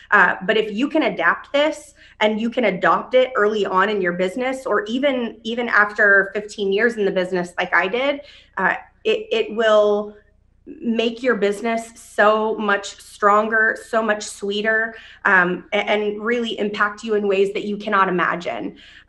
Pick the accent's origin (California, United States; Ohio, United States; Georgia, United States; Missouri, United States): Ohio, United States; Dayton; moved away; I came here from Dayton, Ohio. I didn't really know anybody.